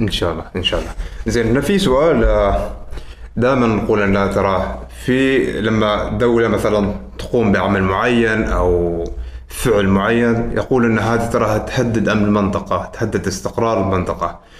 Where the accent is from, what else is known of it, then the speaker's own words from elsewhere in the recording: Oman; نحن كعمانيين